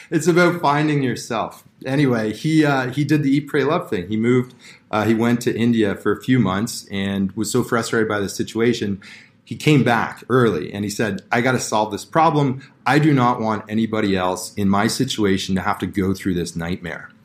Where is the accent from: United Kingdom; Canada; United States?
Canada; Toronto, Ontario; I grew up in Toronto here